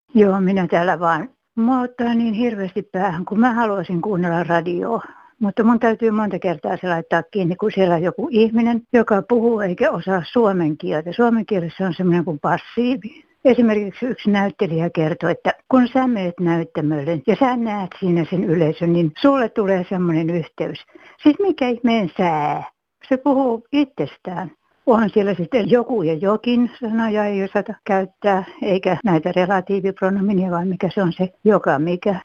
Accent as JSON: {"language": "Finnish", "area": "Häme", "region": "Tavastia", "country": "Finland", "accent": "Häme dialect", "said": "puhun tätä kamalaa hämmeen murretta"}